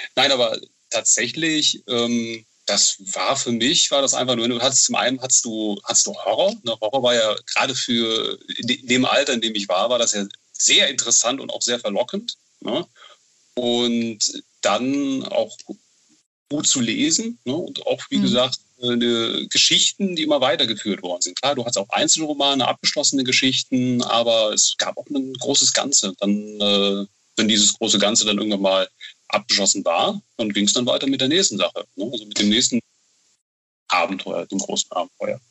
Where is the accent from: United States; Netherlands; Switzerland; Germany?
Germany; Bonn, North Rhine-Westphalia; ich bin, ich bin, ich bin Bonner